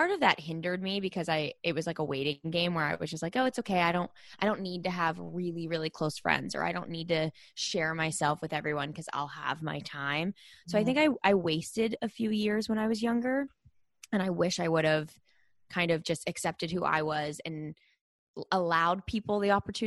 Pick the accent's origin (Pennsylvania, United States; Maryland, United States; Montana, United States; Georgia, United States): Pennsylvania, United States; Pittsburgh; I grew up in Pittsburgh, Pennsylvania